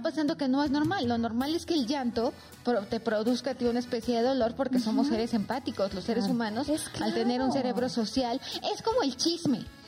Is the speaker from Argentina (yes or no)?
no; Oaxaca, Mexico; now in Mexico City, Mexico; soy oaxaqueña, entonces conozco más la cultura oaxaqueña